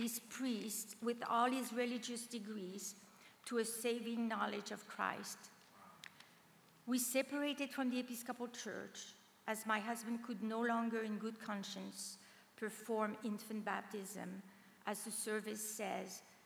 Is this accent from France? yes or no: yes; France; very lost French young woman